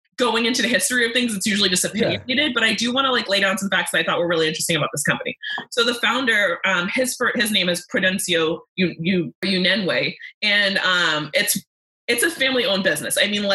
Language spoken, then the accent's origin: English; Côte d’Ivoire; born there; Because I was born in the Ivory Coast, which is colonized by the French.